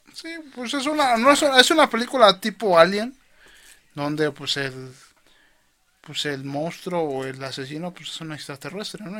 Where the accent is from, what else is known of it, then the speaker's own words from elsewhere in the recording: Mexico; Soy mexicano